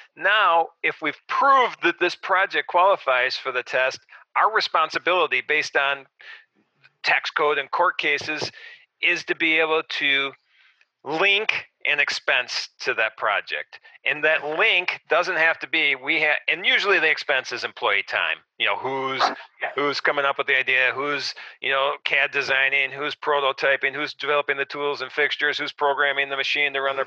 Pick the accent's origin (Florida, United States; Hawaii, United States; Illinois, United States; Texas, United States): Illinois, United States; Arlington Heights; I grew up in Arlington Heights, a suburb of Chicago, and I still live in Arlington Heights